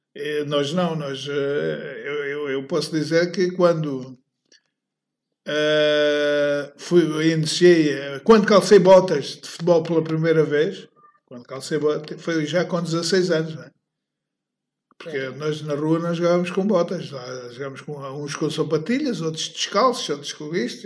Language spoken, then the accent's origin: Portuguese; Moita, Setúbal, Portugal; nesta rua que aqui estamos, era onde, foi onde eu nasci